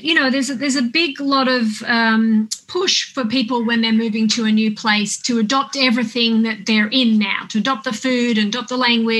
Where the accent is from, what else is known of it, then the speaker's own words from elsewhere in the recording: Australia; moved away as an adult; now in Los Angeles, United States; I'm an Australian girl through and through. Even though I haven't lived there for 20 years, I miss it like crazy.